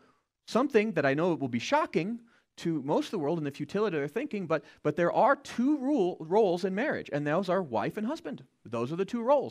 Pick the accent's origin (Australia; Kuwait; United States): United States; As American citizens